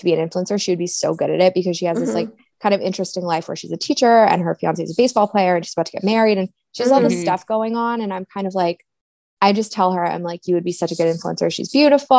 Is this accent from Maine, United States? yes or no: yes; Maine, United States; I'm from Maine.